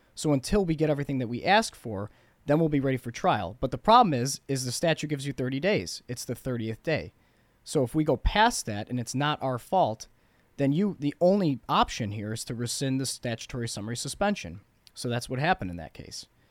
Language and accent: English; Bloomingdale, Illinois, United States; I grew up in Bloomingdale